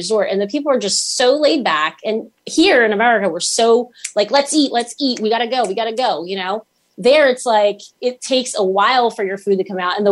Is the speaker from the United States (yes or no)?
yes; Philadelphia, Pennsylvania, United States; also born or lived in Curitiba, Brazil; I am a Northeast Philly girl through and through because I was raised here